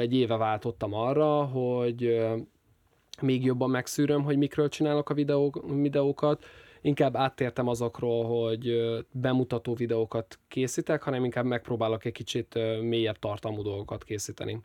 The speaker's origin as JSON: {"language": "Hungarian", "country": "Hungary", "said": "magyarként megvan az a hátrányom"}